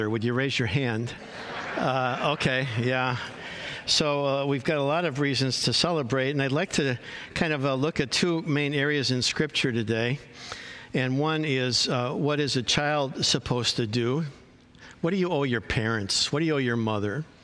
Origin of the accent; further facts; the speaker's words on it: Chicago, Illinois, United States; now in California, United States; I came from Chicago to California, and in, uh, and in Chicago, family is huge.